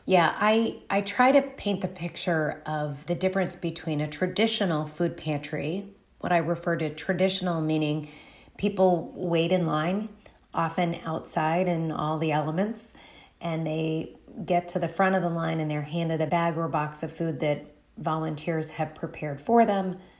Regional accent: Dayton, Ohio, United States; also born or lived in Bloomington, Indiana; I am originally from Dayton, Ohio.

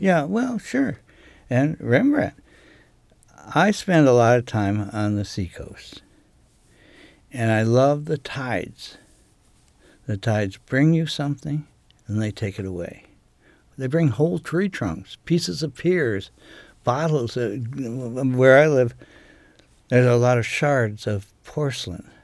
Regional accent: United States; now in Maine, United States; I was raised on Chesapeake Bay

